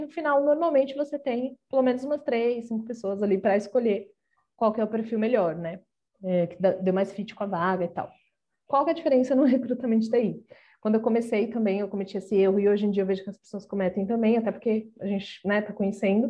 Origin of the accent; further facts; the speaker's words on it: Brazil; nós como brasileiros